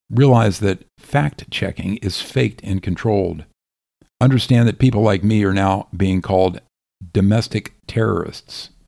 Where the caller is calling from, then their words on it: Florida, United States; I am writing from Florida, and you might consider Texas, Tennessee, and Idaho as well.